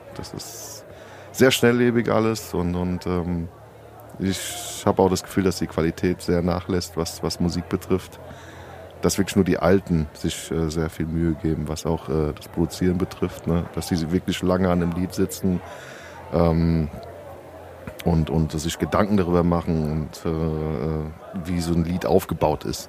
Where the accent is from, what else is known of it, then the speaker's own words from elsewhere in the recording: Rüsselsheim, Hesse, Germany; also born or lived in Sardinia; ich komme aus Rüsselsheim ursprünglich